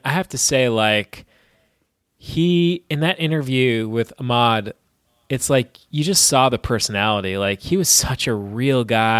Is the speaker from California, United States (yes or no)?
no; New York, United States; as a kid growing up in New York